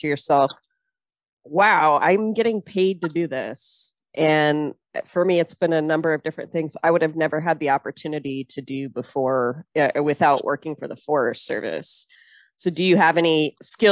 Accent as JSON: {"language": "English", "area": "El Dorado area", "region": "California", "country": "United States", "tie": "born or raised there", "moved": "yes", "lives_now": "Montana, United States", "said": "my hometown, my backyard"}